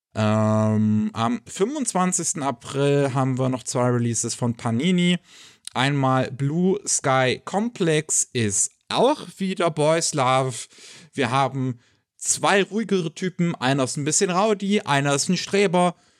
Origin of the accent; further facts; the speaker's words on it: Germany; bei uns in Deutschland